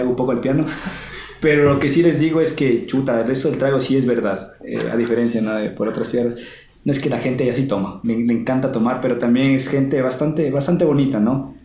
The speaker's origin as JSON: {"language": "Spanish", "region": "Loja", "country": "Ecuador", "said": "yo vengo de Loja, una ciudad"}